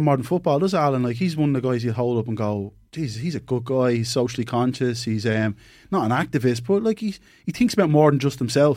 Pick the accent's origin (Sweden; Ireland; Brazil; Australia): Ireland; we're Irish